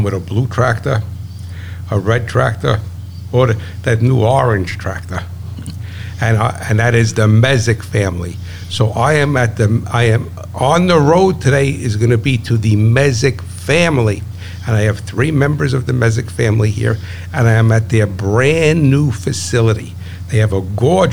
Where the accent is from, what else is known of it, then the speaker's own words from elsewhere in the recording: New Jersey, United States; I'm from New Jersey